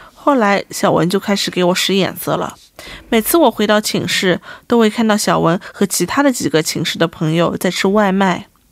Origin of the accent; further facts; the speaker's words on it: Shanghai, China; moved away as an adult; also born or lived in United States; now in South Korea; 我们上海人就说他门槛很精